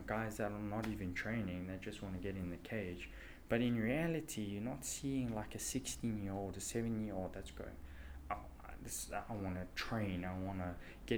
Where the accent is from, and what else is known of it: South Africa